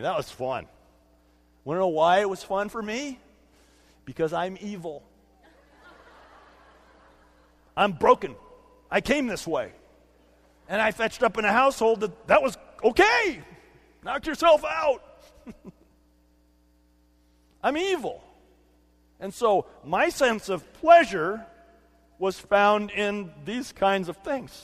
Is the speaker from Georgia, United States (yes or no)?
no; California, United States; when I was a kid growing up in California